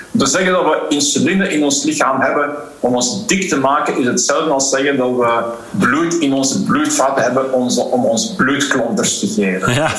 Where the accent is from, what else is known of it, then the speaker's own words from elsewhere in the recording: Belgium; Waarmee ik ben grootgebracht in België